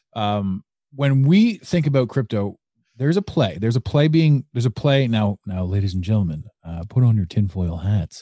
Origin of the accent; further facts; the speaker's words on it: Canada; I'm Canadian.